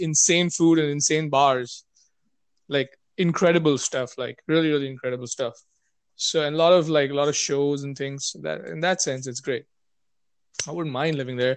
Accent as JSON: {"language": "English", "country": "India", "said": "I'm Indian"}